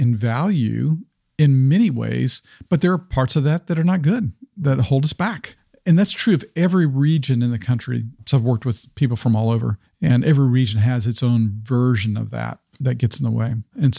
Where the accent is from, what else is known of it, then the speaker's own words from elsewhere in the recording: the South, United States; Like, I grew up in the South primarily. With my dad was military, which even the military context colored my view when I was much younger.